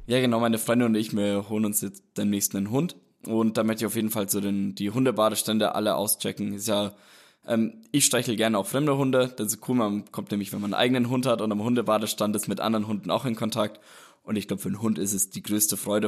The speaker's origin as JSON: {"language": "German", "town": "Roth", "region": "Bavaria", "country": "Germany", "tie": "born or raised there", "said": "Ich komme aus Rot. Das ist halt auch gleich beim Rotsee, ist ja einer der sieben Seen. Und habe eigentlich, war sehr oft an den Seen, habe da mein Leben eigentlich verbracht. Bin dort groß geworden"}